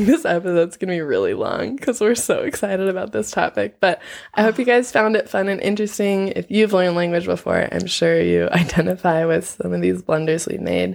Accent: Los Angeles, California, United States; now in Nepal; I'm from LA, if you couldn't tell by my accent

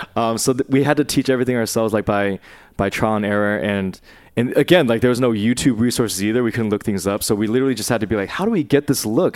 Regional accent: Bay Area, California, United States; I grew up in, I grew up in the Bay Area, um, in a mostly, like, uh, white suburb

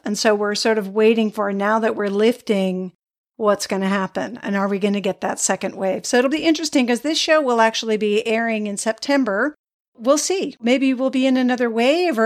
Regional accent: New England, United States; growing up in New England

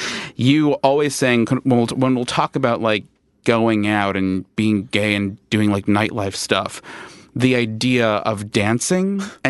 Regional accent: Long Island, New York, United States; I grew up in Long Island

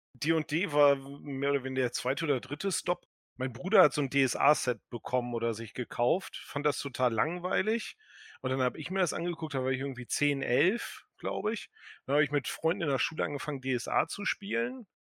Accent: Delmenhorst, Lower Saxony, Germany; moved away as an adult; now in Berlin, Germany; Ich komme aus der Nähe von Bremen, aus dem sagenumworbenen Delmhorst

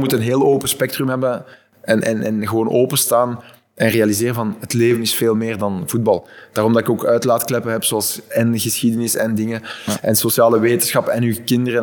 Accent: Flanders, Belgium; als Vlaming

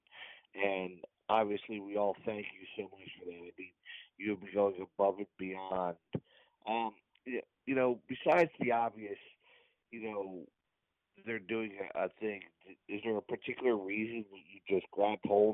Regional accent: Lower Bucks Hospital, Pennsylvania, United States; I was born in Lower Box Hospital

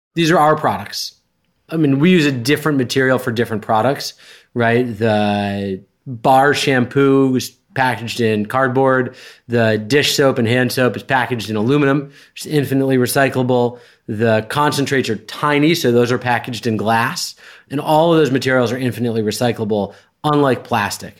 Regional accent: Westchester County, New York, United States; I grew up in sort of Westchester County, New York, which for those who don't know is an hour and twenty minutes north of Manhattan

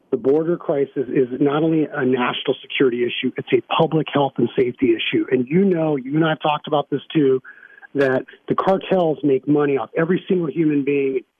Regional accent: Arizona, United States; If, look, I grew up in Arizona, and we need a senator that has Arizona values

